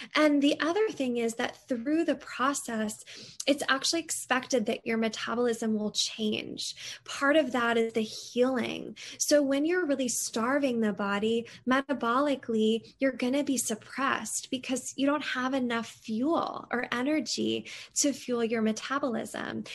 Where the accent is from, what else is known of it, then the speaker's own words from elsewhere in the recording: Connecticut, United States; moved away as an adult; also born or lived in Seattle; I grew up in Connecticut